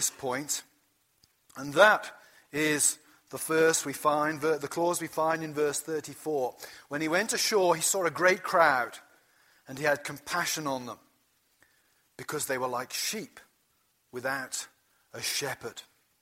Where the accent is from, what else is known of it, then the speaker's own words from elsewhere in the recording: Gloucestershire, South West England, United Kingdom; now in United States; Where I grew up in Gloucestershire, in the west of England, it was a small town that was built on the wool trade